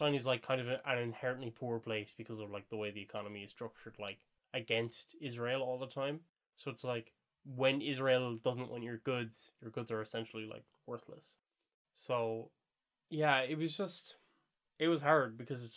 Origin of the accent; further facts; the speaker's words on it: Ireland; we're Irish, and, we're kind of easy to spot as being Irish